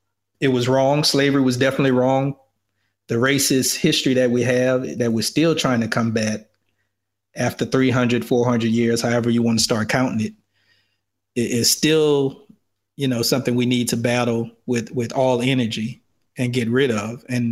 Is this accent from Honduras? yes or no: no; the South, United States; as a Black son of the South